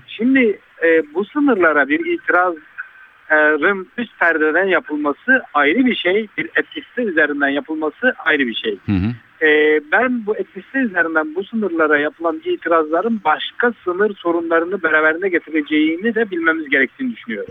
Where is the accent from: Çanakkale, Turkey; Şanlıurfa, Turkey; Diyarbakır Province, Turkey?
Şanlıurfa, Turkey; Urfa